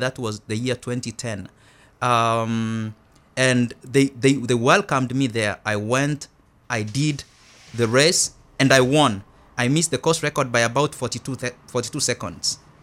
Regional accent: Kenya; moved away as an adult; now in United States; I'm originally from Kenya

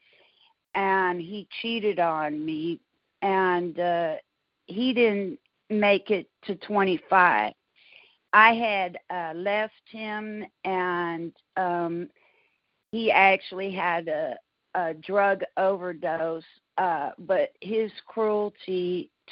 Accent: San Francisco, California, United States; moved away as an adult; now in Houston, United States; I was born and raised in San Francisco, California. I moved to Houston, Texas, close to 20 years ago

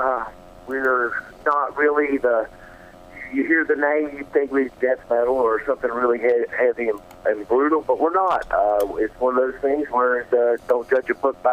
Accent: North Carolina, United States; moved away; I'm from North Carolina originally

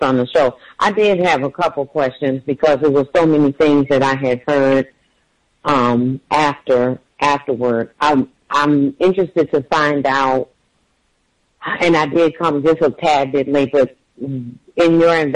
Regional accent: New Orleans, Louisiana, United States; I was born and raised in New Orleans

